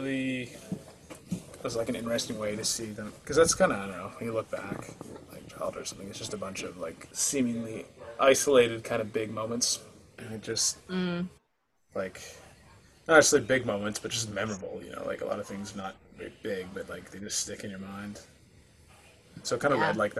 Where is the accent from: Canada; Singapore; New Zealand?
Canada; Atlantic Canada; moved away; also born or lived in Rocky Mountains; I'm actually from out east.